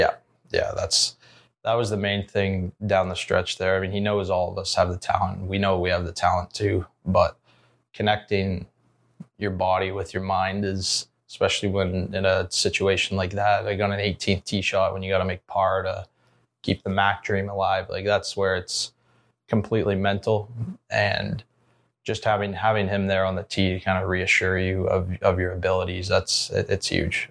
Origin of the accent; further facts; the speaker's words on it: Ontario, Canada; moved away as an adult; Zach and Coug and myself, the, the Canadian guys